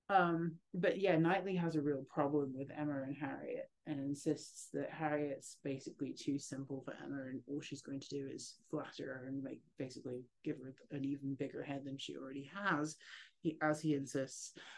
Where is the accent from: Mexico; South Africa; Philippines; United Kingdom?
United Kingdom; England; I'm English